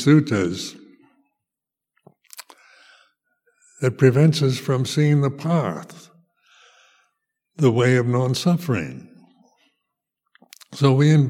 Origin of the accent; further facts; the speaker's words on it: United States; also born or lived in Amaravati, England; now in United Kingdom; as a teenager growing up in the United States